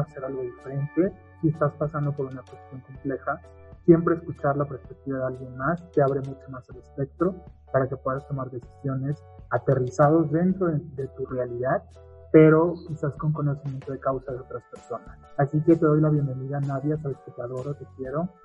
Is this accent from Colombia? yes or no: no; Puebla, Mexico; somos de Puebla, del estado, de la ciudad